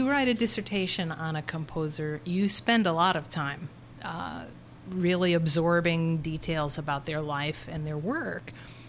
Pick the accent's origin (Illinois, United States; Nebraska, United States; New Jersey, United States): Illinois, United States; Chicago; moved away as an adult; now in Arkansas, United States; growing up in Chicago